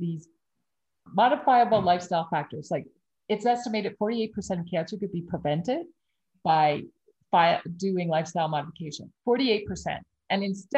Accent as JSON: {"language": "English", "region": "Prince Edward Island", "country": "Canada", "tie": "born or raised there", "said": "I grew up in Prince Edward Island"}